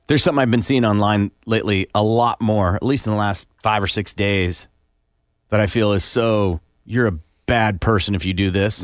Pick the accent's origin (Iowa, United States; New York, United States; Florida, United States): Iowa, United States; also born or lived in Kansas City; now in Tulsa, United States; I grew up in Iowa, lived most of my life growing up there.